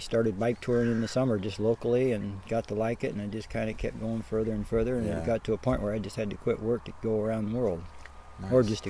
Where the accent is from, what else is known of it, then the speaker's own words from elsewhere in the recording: Nebraska, United States; moved away as an adult; also born or lived in Colorado / Garmisch, Germany; growing up in Nebraska, I never even been out of the state of Nebraska growing up the first 18 years until I got into college